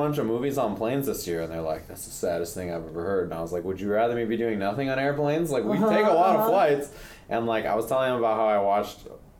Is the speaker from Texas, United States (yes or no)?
no; California, United States